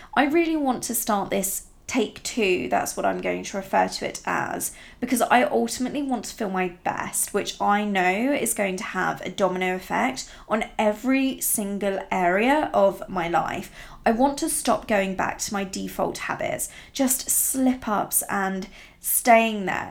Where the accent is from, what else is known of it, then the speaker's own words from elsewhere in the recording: Italy; now in England; I grew up in really rural Italy